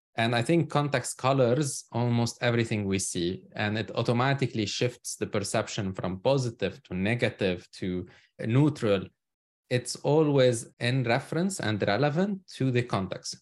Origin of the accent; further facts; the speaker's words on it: Lebanon; moved away as an adult; now in United States; I'm originally from Lebanon. So that's where I was born and spent most of my life. I emigrated to the U S almost now thirteen years ago.